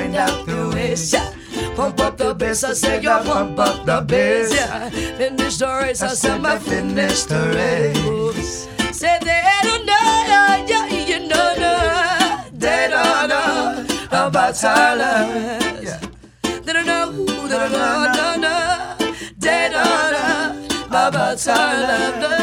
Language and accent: English; Hawaii, United States; born or raised there; also born or lived in Philippines